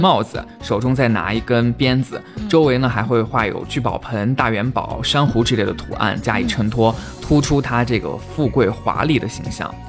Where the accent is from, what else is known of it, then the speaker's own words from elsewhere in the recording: Shaanxi, China; 我们陕西人就是泼辣